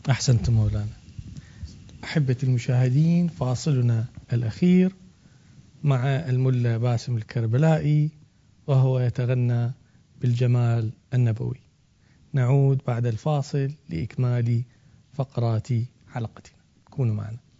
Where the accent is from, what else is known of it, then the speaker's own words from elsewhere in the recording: Iraq; بلدنا العراق